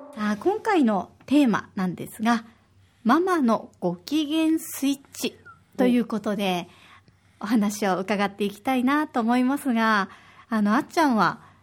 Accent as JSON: {"language": "Japanese", "region": "Osaka", "country": "Japan", "tie": "born or raised there", "moved": "yes", "lives_now": "Okinawa, Japan", "said": "私は大阪出身"}